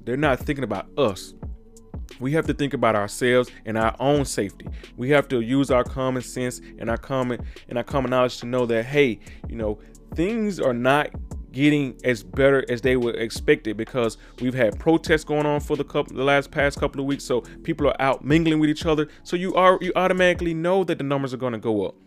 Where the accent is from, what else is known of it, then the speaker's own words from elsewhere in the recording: Mississippi, United States; down in my home state of Mississippi